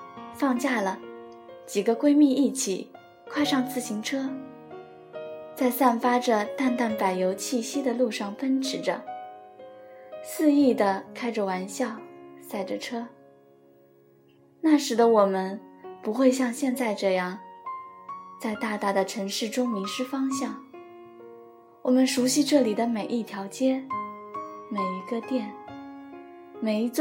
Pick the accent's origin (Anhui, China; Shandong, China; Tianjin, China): Anhui, China; Chizhou; 则是生我养我的故乡，池州。